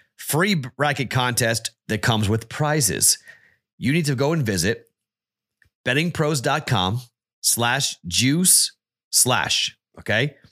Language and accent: English; Massachusetts, United States; my home state